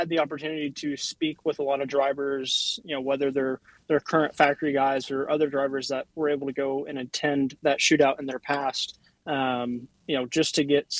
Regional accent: United States; myself as the American

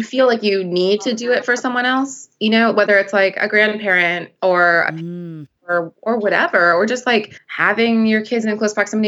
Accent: Midwest, United States; now in New York City, United States; growing up in the Midwest

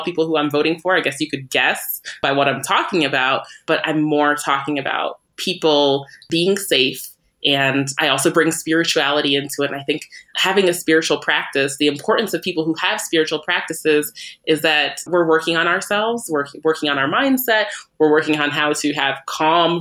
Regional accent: Vermont, United States; I grew up in Vermont. So that means everybody I grew up with, for the most part, was white

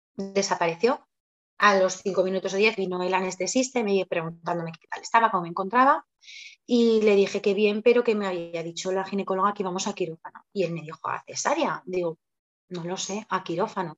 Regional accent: Zaragoza, Aragon, Spain; also born or lived in Barakaldo, Spain; yo nací en Maracaldo, en Bilbao, y vivo en Zaragoza desde que tenía pues eh, casi tres añitos.

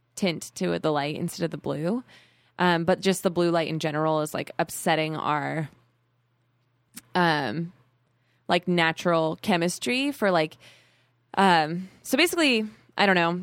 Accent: Arizona, United States; I was born in Arizona

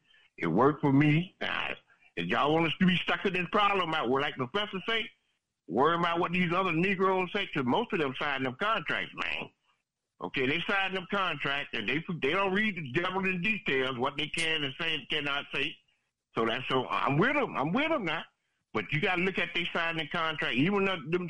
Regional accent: South Florida, United States; I'm from South Florida

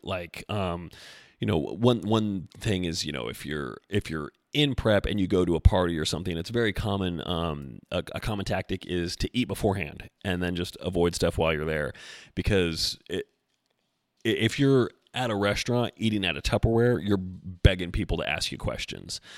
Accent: Knoxville, Tennessee, United States; my hometown, so Knoxville represent

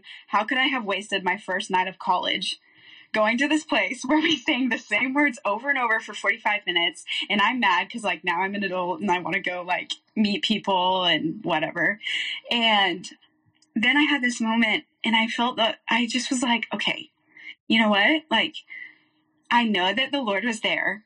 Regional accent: Waco, Texas, United States; also born or lived in Denver, Colorado / Kansas; I was born in Denver, Colorado, lived there for a couple years, moved to Kansas, where my dad worked at a church, and then we moved to Waco when I was young, kindergarten age. And so grew up there

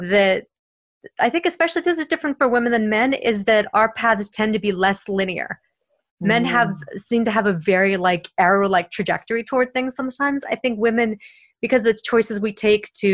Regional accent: Boston, Massachusetts, United States; accent: Boston; I'm from Boston, and every once in a while, my Boston will come out

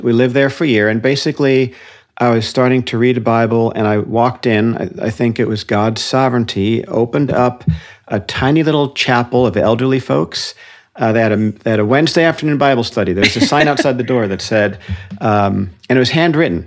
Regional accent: Paramus, New Jersey, United States; moved away as an adult; also born or lived in London, England; now in Santa Cruz, United States; I was raised in Paramus, New Jersey, which is a suburb of New York City.

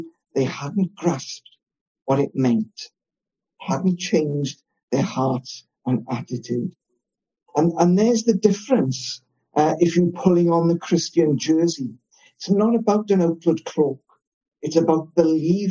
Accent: Wales, United Kingdom; I'm Welsh, live in Wales

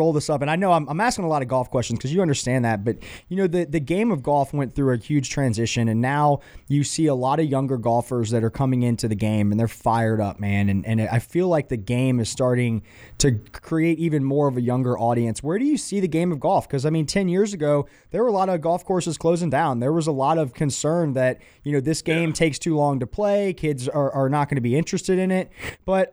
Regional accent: Atlanta, Georgia, United States; Growing up in Atlanta

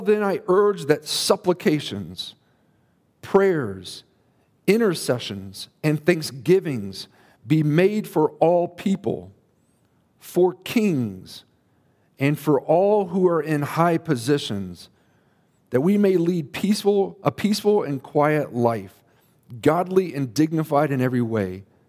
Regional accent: United States; we as American Christians

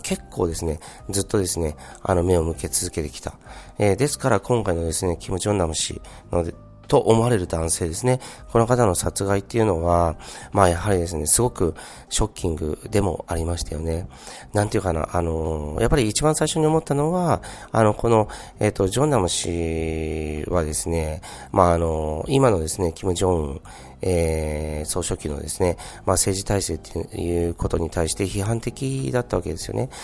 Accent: Niigata, Japan; 自分はですね、新潟県出身ですから

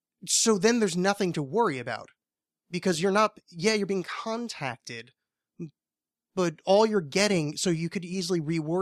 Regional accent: New Orleans, Louisiana, United States; I'm from New Orleans.

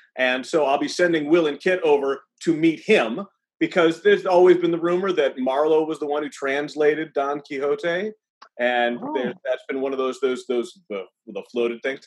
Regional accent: Ann Arbor, Michigan, United States; I actually knew Bob when I was growing up in Ann Arbor

